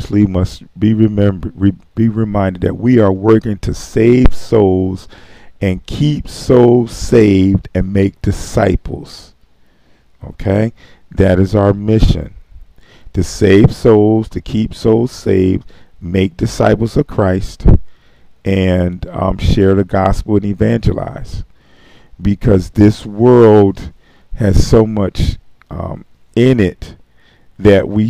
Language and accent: English; Philadelphia, Pennsylvania, United States; also born or lived in Camden, New Jersey; I was born and raised in Philadelphia.